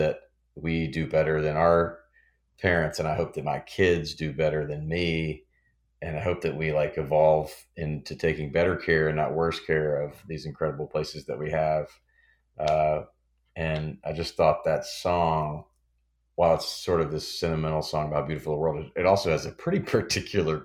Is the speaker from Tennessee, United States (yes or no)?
yes; Memphis, Tennessee, United States; Memphis, which is my hometown